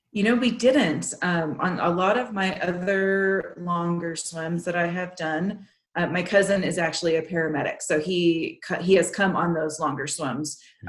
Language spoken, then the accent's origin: English; Texas, United States; moved away; I grew up in Texas, and the lakes there aren't very inviting